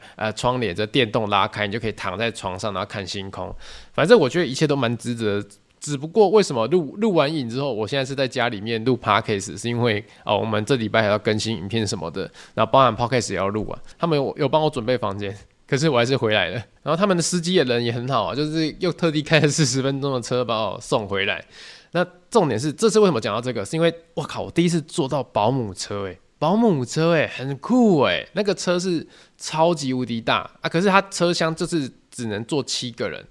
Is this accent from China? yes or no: no; Tainan, Taiwan; 我是台南人嘛，所以那种国小远足就是跑三六九